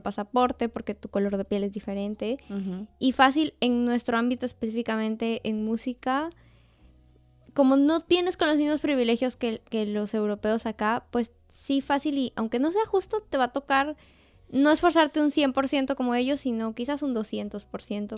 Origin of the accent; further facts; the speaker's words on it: Peru; now in Austria; yo soy peruana